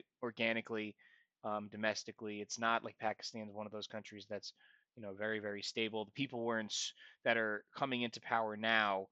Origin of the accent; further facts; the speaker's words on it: United States; an American